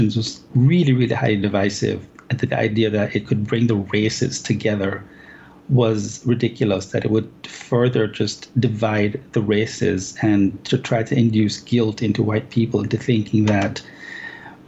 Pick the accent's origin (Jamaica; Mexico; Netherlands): Jamaica; moved away as an adult; now in United States; I was born and raised in Jamaica. I came to America when I was around 20